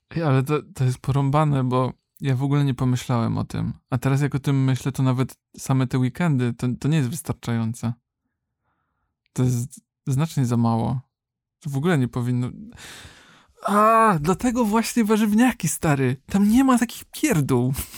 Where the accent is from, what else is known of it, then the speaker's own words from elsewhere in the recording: Kędzierzyn-Koźle, Opole Voivodeship, Poland; w Kędzierzynie, skąd pochodzę